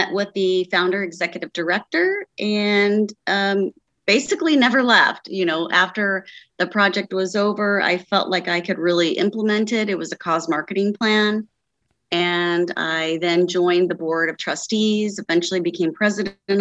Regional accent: Cincinnati, Ohio, United States; moved away as an adult; now in Northern Kentucky, United States; So I grew up in the Cincinnati, Ohio area

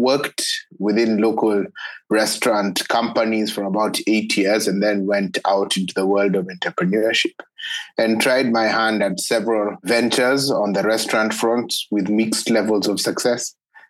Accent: Kenya; also born or lived in Switzerland / United States; I'm a Kenyan by birth. I live and work in Kenya.

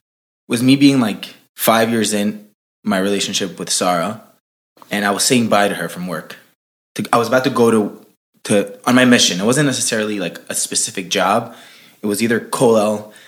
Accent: Santiago, Santiago Metropolitan Region, Chile; born there; moved away; also born or lived in Florida / Brooklyn; So I was born in South America. I was born in Chile, in Santiago.

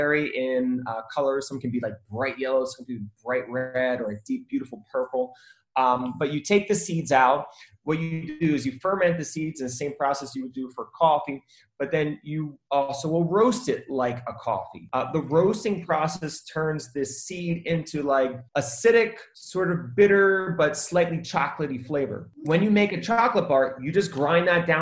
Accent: Philadelphia, Pennsylvania, United States; moved away as an adult; also born or lived in Colombia; I'm originally from Philadelphia

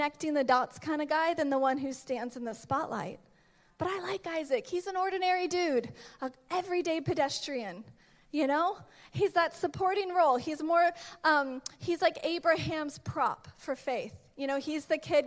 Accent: Georgia, United States; now in Los Angeles, United States; I'm originally from Georgia

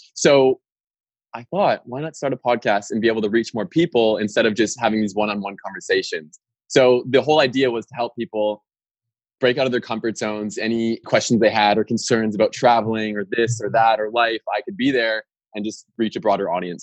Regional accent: Winnipeg, Manitoba, Canada; moved away as an adult; also born or lived in Australia / Norway; I was raised in Winnipeg, Manitoba

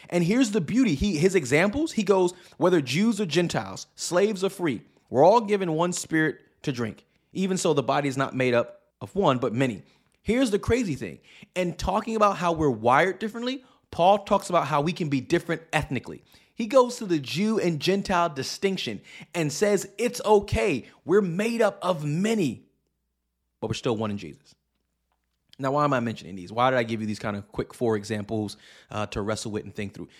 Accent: New York City, New York, United States; moved away as an adult; now in Pacific Northwest, United States; I grew up in New York City, uh, and I have moved to the Pacific Northwest

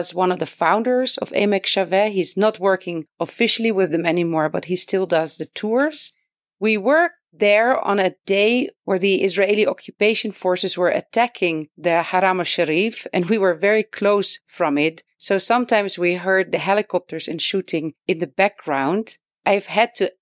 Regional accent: Netherlands; moved away as an adult; now in Beit Safafa, Palestine; I am originally from the Netherlands

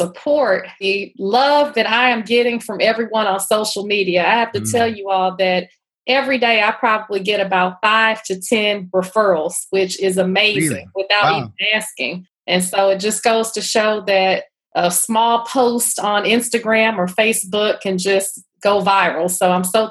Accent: Houston, Texas, United States; moved away as an adult; also born or lived in Atlanta, Georgia; now in Washington, D.C. area, United States; I grew up in Houston. So I'm actually from Third Ward in Houston.

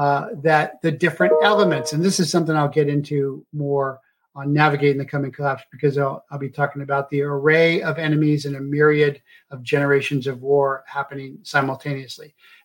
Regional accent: United States; Now, I'm an American.

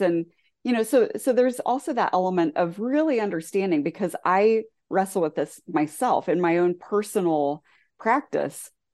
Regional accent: southwestern Ohio, United States; also born or lived in rural Indiana; now in Indiana, United States; the community I grew up in Ohio, southwestern Ohio

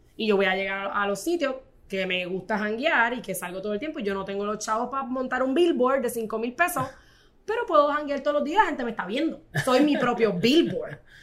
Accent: Corozal, Puerto Rico; yo soy de Corozal, ¿verdad? Este, y mi abuela crió cinco

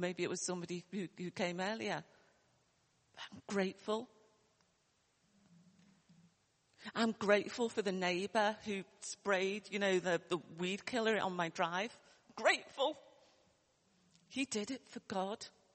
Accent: Liverpool, North West England, United Kingdom; accent: Liverpool; you might hear my accent from Liverpool, although I was brought up, you know, in a, you know, poor area

